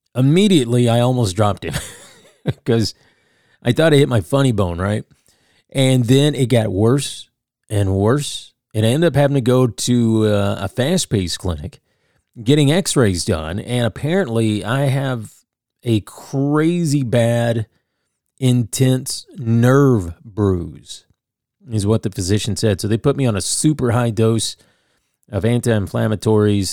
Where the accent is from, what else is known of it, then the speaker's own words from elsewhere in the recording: Nashville, Tennessee, United States; I live here in Nashville